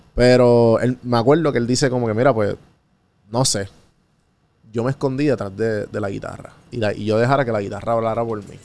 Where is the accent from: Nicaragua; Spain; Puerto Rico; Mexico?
Puerto Rico; como puertorriqueño